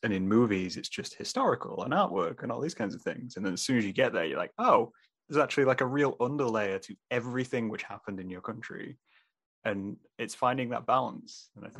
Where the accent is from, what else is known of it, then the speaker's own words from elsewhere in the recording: England, United Kingdom; so I'm obviously from England. My entire family is from England